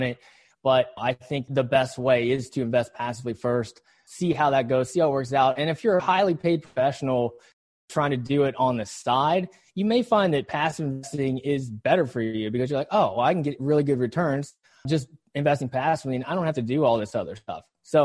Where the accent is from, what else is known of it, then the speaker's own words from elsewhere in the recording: West Virginia, United States; I grew up in West Virginia, a really small town, the bluest of blue collars